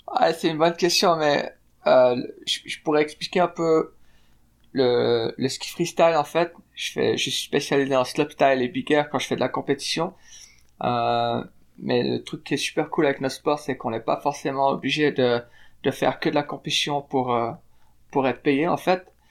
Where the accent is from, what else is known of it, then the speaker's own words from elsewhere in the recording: Fribourg, Switzerland; moved away as an adult; now in Salt Lake City, United States; je suis né à Fribourg en Suisse, par une maman néerlandaise et un papa suisse